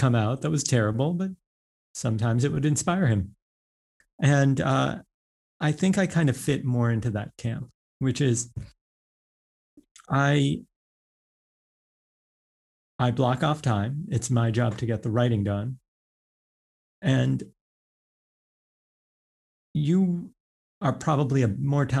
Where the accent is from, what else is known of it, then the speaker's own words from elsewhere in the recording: New York, United States; I grew up, I went to grade school, high school, everything, even college in New York. So like, I'm like a New Yorker